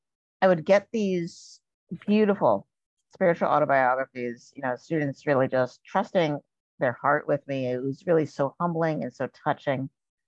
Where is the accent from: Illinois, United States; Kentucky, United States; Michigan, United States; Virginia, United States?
Virginia, United States; born there; now in Minnesota, United States; But I'm actually a child of the South. I was born in Virginia, and we moved around an awful lot when I was growing up.